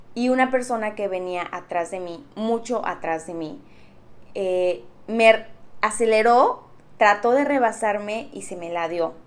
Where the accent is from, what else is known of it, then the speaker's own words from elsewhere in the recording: Mexico; siendo mexicanos